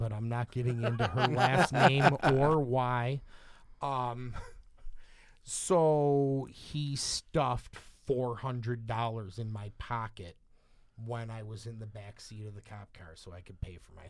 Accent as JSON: {"language": "English", "town": "Sydney", "region": "New South Wales", "country": "Australia", "said": "from Sydney, man."}